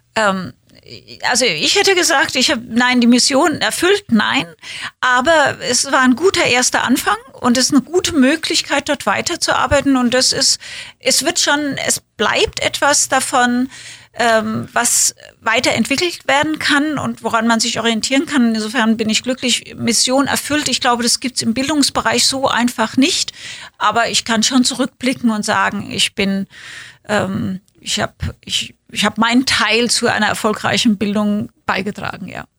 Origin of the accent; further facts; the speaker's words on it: Winnweiler, Rhineland-Palatinate, Germany; moved away; also born or lived in Kaiserslautern / Berlin; bin bei meiner Oma groß geworden in ja. Winnweiler, das ist ein Dorf daneben, aber ich bin in Kaiserslautern geboren